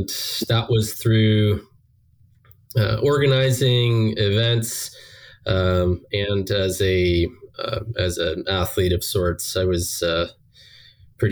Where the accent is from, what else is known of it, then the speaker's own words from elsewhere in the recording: Bracebridge, Ontario, Canada; moved away as an adult; also born or lived in United States; I'm originally from Bracebridge, Ontario, a couple hours north of Toronto.